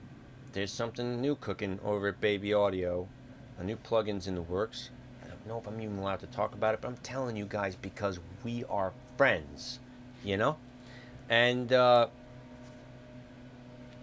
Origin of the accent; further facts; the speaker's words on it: New York City, New York, United States; I'm a southern Queens kid. I'm from Woodhaven